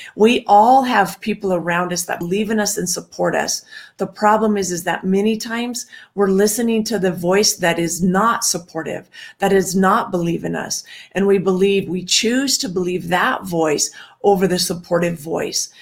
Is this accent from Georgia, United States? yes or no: no; Washington, United States; I grew up in Washington